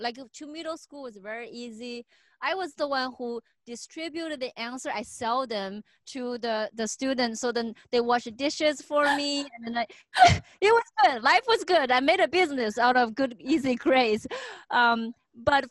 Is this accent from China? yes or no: yes; Xiaogan, Hubei, China; English is a second language; moved away as an adult; also born or lived in Beijing / Indiana / Seattle; now in United States; I was born and raised in China in Hubei province, a smaller city, Xiaogan, near Wuhan.